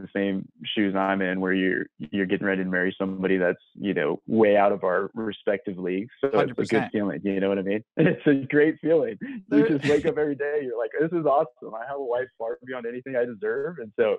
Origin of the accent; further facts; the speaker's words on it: Gig Harbor, Washington, United States; also born or lived in Bay Area, California / Idaho; After third grade, our family packed up and moved and settled in Gig Harbor, Washington, which is where we kind of put roots down from fourth grade all the way through high school.